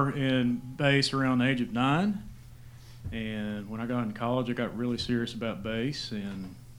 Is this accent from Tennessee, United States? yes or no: yes; Seymour, Tennessee, United States; I'm from south of Knoxville in a place called Seymour, Tennessee.